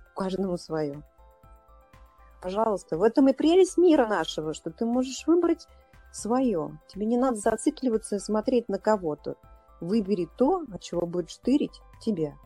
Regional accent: Saint Petersburg, Russia; moved away as an adult; now in Moscow, Russia; я сама из Питера, я жила в Питере до 36 лет. И вот 10 лет я живу в Москве

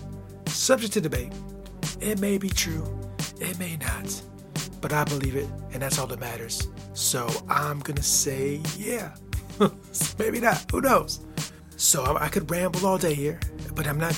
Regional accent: United States; my home country, the United States of America. It's where I live

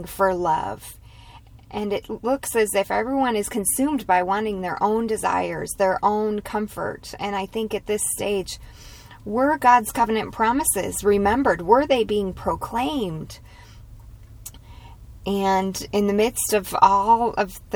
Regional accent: United States; as American women

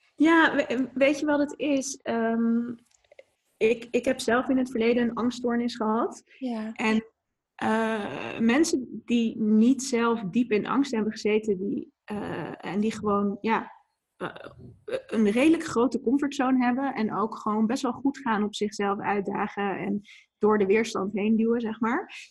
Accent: Etten-Leur, North Brabant, Netherlands; moved away; also born or lived in Leiden / Maastricht / Amsterdam; ik ben deels opgegroeid in Etteleur, in Noord-Brabant ligt dat, onder Breda. En, en deels in Leiden. Dus zeg maar, een beetje mijn jeugd was een beetje 50-50 verdeeld.

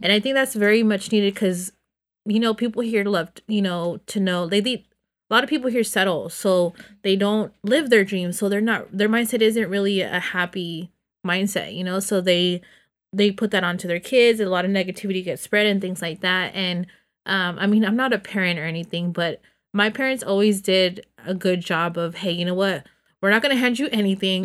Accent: Los Banos, California, United States; born or raised there; moved away

